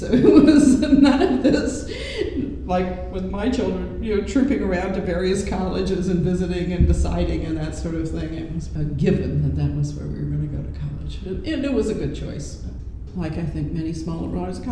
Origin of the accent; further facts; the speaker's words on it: Oklahoma City, Oklahoma, United States; also born or lived in Iowa / Tulsa; I grew up in Oklahoma City